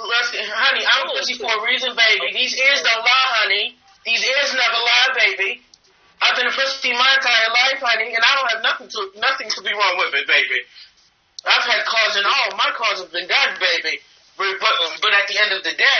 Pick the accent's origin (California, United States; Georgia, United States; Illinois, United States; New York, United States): Georgia, United States; Atlanta; I'm from Atlanta. I'm from Atlanta, Georgia, baby.